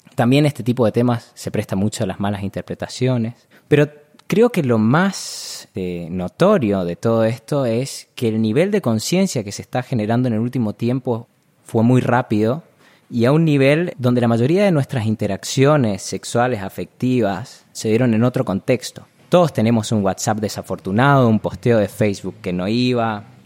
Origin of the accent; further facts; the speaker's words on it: Corrientes, Argentina; moved away as an adult; also born or lived in Buenos Aires; Yo nací en Corrientes, digamos, tenemos chipá, carnaval, chamamé